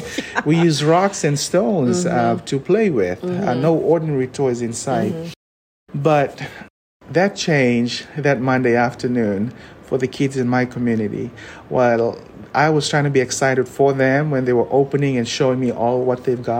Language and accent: English; Fiji; now in United States; I was born and raised in the Fiji Islands